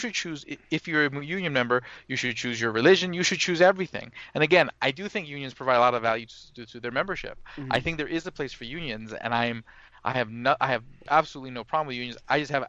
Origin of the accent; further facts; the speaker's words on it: Brooklyn, New York, United States; I'm from Brooklyn, so I'm probably not too far from where you're at.